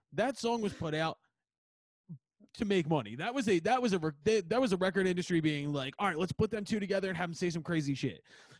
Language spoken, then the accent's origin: English; Philadelphia, Pennsylvania, United States; So I grew up in Northeast Philly. I went to high school in Northeast Philly.